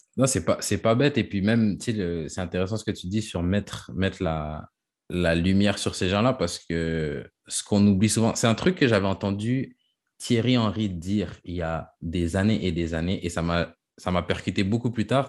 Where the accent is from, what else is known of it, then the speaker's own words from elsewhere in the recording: Quebec, Canada; moved away as an adult; now in France; je suis québécois, même si je suis parti